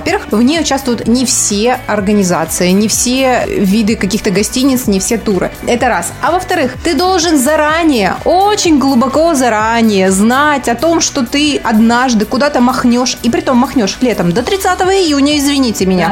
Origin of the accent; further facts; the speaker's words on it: Kostroma, Kostroma Oblast, Russia; Я из Костромы